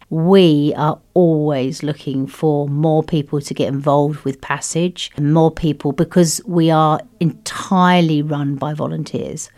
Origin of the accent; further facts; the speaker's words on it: United Kingdom; moved away as an adult; also born or lived in France; now in Luxembourg; I, I'm British. originally, yes, but we came via France here.